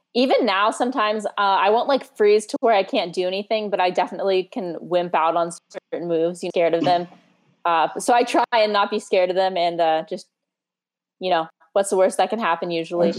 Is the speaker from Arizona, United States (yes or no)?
yes; Scottsdale, Arizona, United States; I grew up in North Scottsdale with like a lot of land around